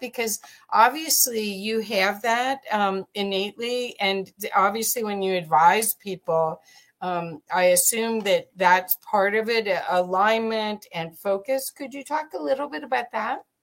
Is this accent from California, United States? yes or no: no; Cincinnati, Ohio, United States; moved away; I grew up in Cincinnati, Ohio